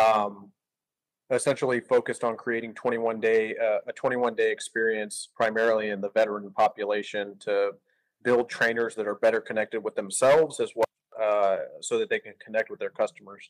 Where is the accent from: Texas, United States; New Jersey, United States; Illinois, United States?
Texas, United States; South; moved away as an adult; now in Northwest Arkansas, United States; I grew up in South Texas